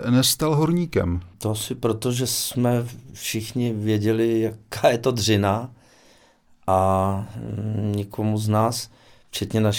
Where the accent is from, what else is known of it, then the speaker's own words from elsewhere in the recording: Osek, Ústí nad Labem Region, Czechia; Moje maminka byla soustružnice a táta horník. A, takže přece jenom. Jako většina uh, hmm, otců hmm. u nás v Oseku. A takže se dá říct, že jsem uh, dělnického původu